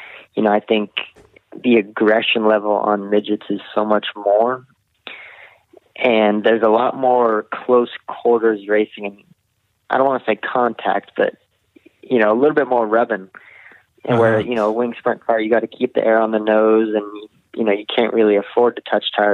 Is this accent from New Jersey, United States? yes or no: no; a few hours from Chico, California, United States; where I grew up was a few hours away